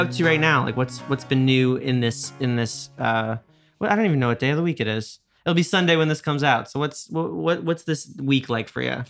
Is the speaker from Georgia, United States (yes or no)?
no; Westchester, New York, United States; I'm from Westchester